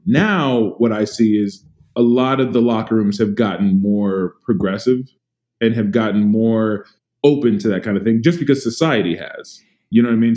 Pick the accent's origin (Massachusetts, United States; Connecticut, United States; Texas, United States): Texas, United States; San Antonio; I grew up in Texas. I grew up in in San Antonio, Texas